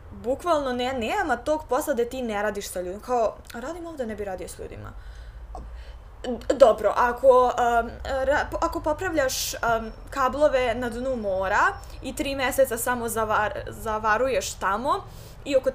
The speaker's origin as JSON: {"language": "Croatian", "country": "Serbia", "said": "ovde, kod nas u Srbiji"}